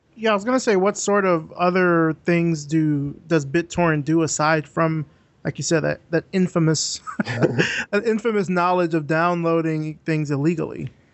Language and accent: English; Alabama, United States; moved away; also born or lived in Georgia; i'm from alabama originally